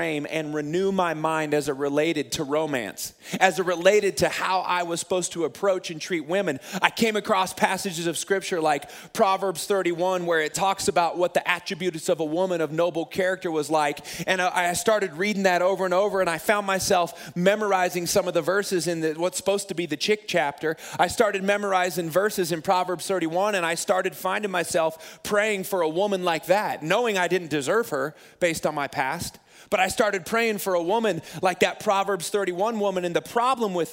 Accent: Springfield, Missouri, United States; moved away as an adult; also born or lived in Rockford, Illinois; my hometown in Springfield

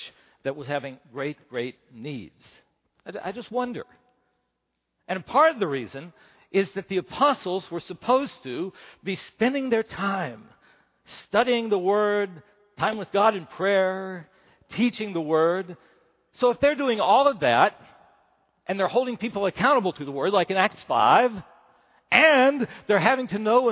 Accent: West Virginia, United States; first language English; moved away; I'm from West Virginia

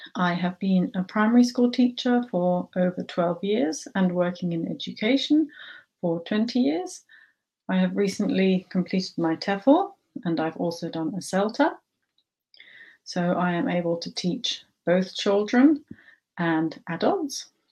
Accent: London, United Kingdom; I also speak German as I have German parents, but I grew up in London.

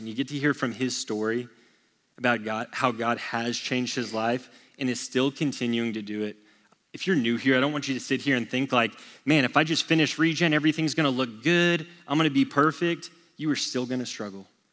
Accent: Texas, United States; born and raised in Texas

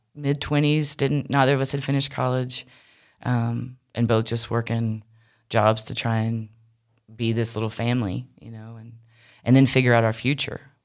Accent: Wilmington, United States; moved away; also born or lived in Charlotte; the church I grew up in Wilmington was, is kind of in the country

